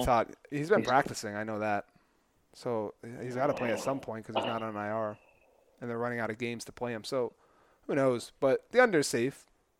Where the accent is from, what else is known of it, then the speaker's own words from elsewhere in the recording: New England, United States; I am also from New England, and I'm not a Patriots fan